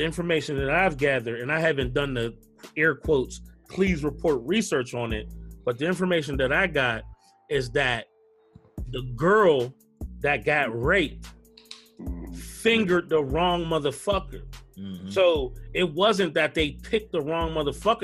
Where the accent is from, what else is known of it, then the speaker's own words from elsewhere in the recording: Pittsburgh, Pennsylvania, United States; my hometown, Pittsburgh